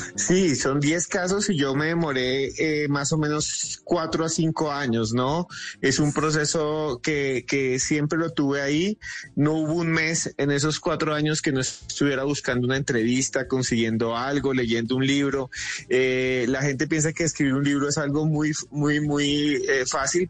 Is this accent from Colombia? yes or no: yes; Colombia; somos los colombianos